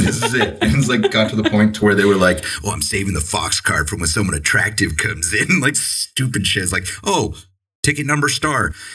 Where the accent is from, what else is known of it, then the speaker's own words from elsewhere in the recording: San Diego, California, United States; now in Maine, United States; when I was you know growing up in San Diego